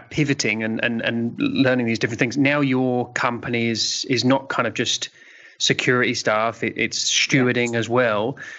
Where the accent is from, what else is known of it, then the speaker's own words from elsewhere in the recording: Brighton, South East England, United Kingdom; accent: twonky; despite my twonky accent, I'm from Brighton as well.